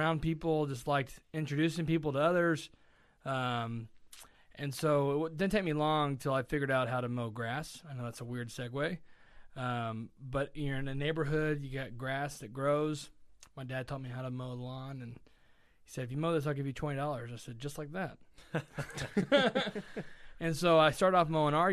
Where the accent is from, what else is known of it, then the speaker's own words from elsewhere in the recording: Lexington, Kentucky, United States; I am from Lexington, born and raised